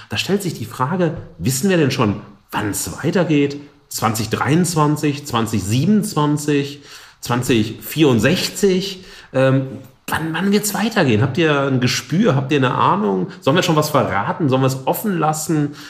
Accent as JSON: {"language": "German", "area": "the Ruhr", "region": "North Rhine-Westphalia", "country": "Germany", "said": "Wir sind ja aus dem Pott"}